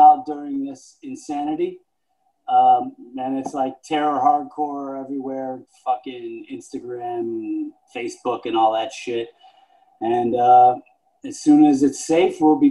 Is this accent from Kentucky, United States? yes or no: no; Buffalo, New York, United States; growing up in Buffalo